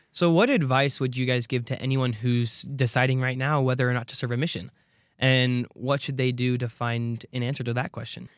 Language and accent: English; Arizona, United States; I'm from Arizona